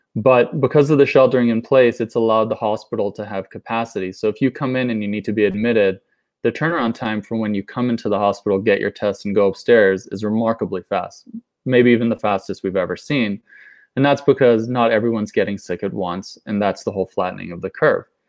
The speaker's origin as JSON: {"language": "English", "town": "Boston", "region": "Massachusetts", "country": "United States", "tie": "born or raised there", "moved": "yes", "said": "I have my family in Boston. I grew up in Boston"}